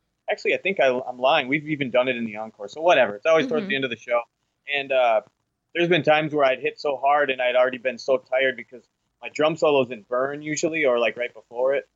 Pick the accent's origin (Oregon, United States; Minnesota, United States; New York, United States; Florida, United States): Minnesota, United States; my home state here